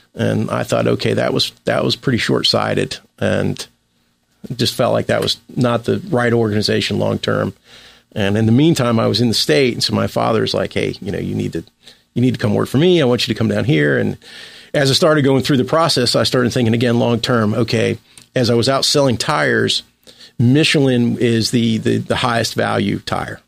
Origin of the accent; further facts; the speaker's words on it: Cincinnati, Ohio, United States; I was born in Cincinnati, Ohio. I grew up there.